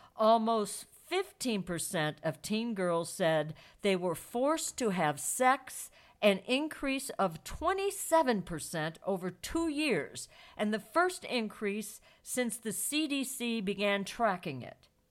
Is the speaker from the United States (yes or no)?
yes; St. Louis, Missouri, United States; Saint Louis, my hometown